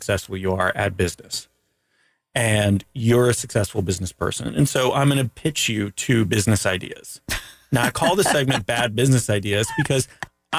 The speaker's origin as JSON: {"language": "English", "country": "Canada", "said": "I'm from Canada"}